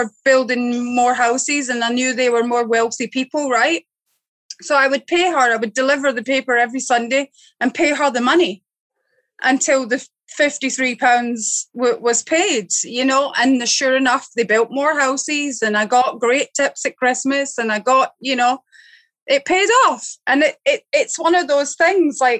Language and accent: English; Glasgow, Scotland, United Kingdom; now in Barbados; I grew up in Glasgow, right? It was tough growing up in Glasgow